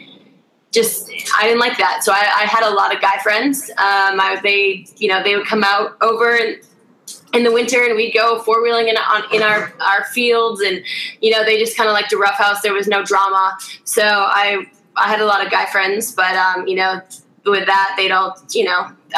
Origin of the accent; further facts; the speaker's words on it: Wisconsin, United States; I lived in this tiny, small town. It just really grounded me in who I was.